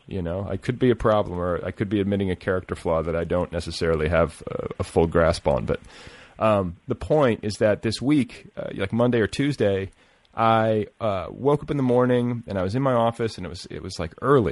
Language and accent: English; Milwaukee and Indiana, Midwest, United States; moved away; I grew up in Milwaukee and Indiana